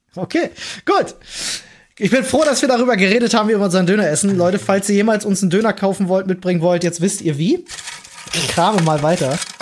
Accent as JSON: {"language": "German", "region": "Berlin", "country": "Germany", "tie": "born or raised there", "said": "als Berliner Kind"}